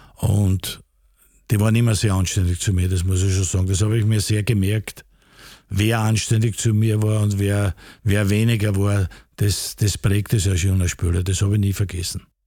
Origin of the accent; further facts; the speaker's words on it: Vienna, Austria; Ich bin da aufgewachsen, bin am Rapidplatz aufgewachsen